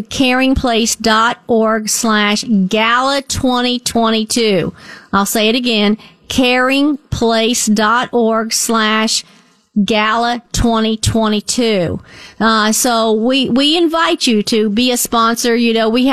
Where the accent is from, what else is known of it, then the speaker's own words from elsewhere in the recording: Northport, United States; moved away as an adult; I'm really from Northport. I was there for many, many years before I married